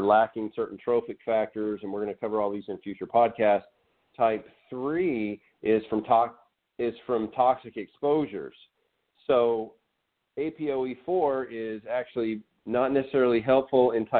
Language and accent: English; Arkansas, United States; I'm from Arkansas, so we played barefoot